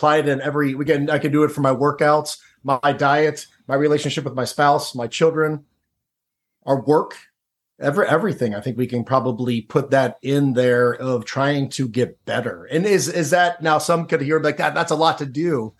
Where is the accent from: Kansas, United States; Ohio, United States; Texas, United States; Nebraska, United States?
Ohio, United States; Cincinnati; I grew up in Cincinnati, Ohio. I grew up in a suburban neighborhood.